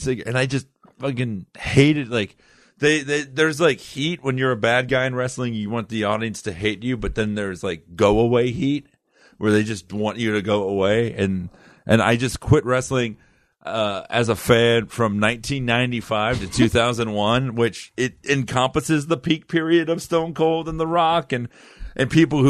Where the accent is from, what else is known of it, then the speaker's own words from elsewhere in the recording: Fort Lauderdale, Florida, United States; also born or lived in Miami / Davie; I was born in Miami. You know, my parents divorced at a really early age. Then I was just like, kind of raised in Fort Lauderdale by both of them.